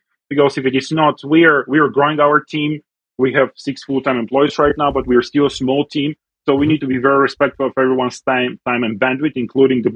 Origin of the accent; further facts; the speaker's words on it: Bulgaria; also born or lived in United States; now in Calgary, Canada; I grew up in Europe, and I had a wonderful time growing up in Europe and in Bulgaria